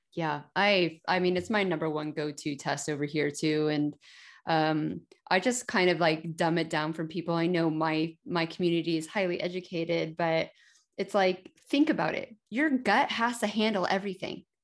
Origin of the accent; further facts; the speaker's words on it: United States; moved away; also born or lived in Denver, Colorado / United Kingdom; I spent almost fourteen years in the United Kingdom, and I grew up in America. I was actually born in Denver